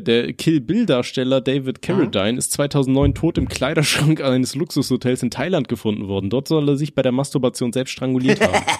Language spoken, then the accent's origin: German; Aachen, North Rhine-Westphalia, Germany; ich komme ja aus Aachen und bei uns in Aachen ist es so